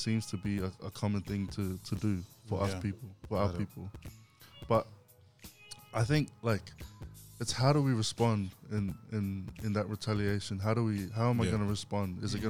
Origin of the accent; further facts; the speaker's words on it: Goodna, Queensland, Australia; I grew up in Goodna in Queensland.